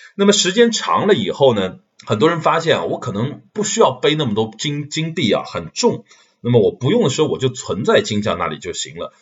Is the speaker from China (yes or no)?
yes; Shanghai, China; moved away as an adult; now in London, United Kingdom; 这个三十多年以来，在这个世界上居住第二长的城市啊，除了我的家乡上海以外呢，呃，在伦敦我已经住了有五年的时间了